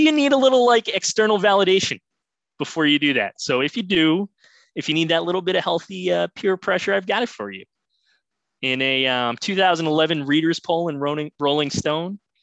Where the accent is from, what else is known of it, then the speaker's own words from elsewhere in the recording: Boston, Massachusetts, United States; I am from Boston